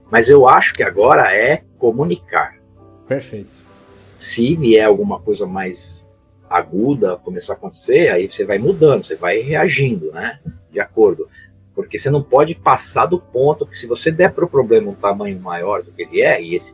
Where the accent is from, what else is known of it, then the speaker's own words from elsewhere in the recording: Santos, São Paulo, Brazil; Eu fui criado aqui em Santos desde moleque. Eu saí daqui para morar fora só duas vezes. Estou aqui de novo. Eu era garoto aqui na, na, na Baía de Santos.